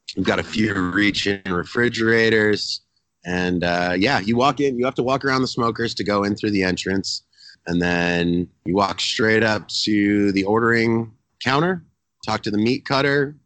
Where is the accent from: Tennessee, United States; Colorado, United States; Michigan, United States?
Colorado, United States; Telluride; moved away; also born or lived in Texas; I grew up in the mountains in Colorado. I grew up uh, about seven hour, seven, six and a half, seven hour drive from Denver in a town called Telluride